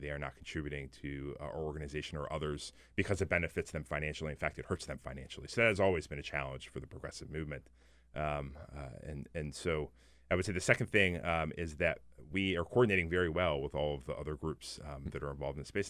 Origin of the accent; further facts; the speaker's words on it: Maryland, United States; I'm actually from Maryland. I grew up there